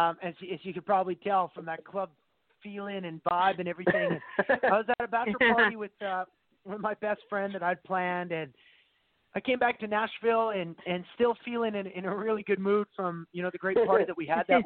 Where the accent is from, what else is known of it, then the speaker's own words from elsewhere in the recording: Alberta, Canada; Caitlin and I are both from the same province in Canada. We're both Canadian. We're both from Alberta